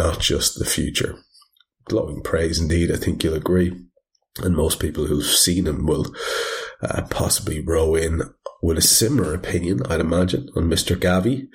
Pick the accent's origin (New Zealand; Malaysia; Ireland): Ireland; I'm Irish